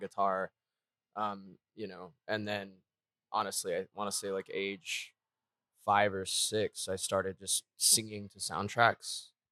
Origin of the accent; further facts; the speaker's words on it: Texas, United States; I am basically from the greater Texas area, born and raised pretty much, been in Austin the last thirteen years